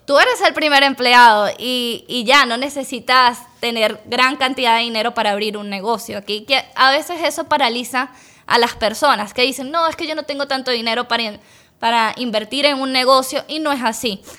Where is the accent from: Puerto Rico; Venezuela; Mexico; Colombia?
Venezuela; Caracas, Capital District; moved away as an adult; now in United States; yo nací en Venezuela, en Caracas, la capital. Eh, Allá estudié odontología y en el 2017 tomé la decisión de venirme para acá, para Estados Unidos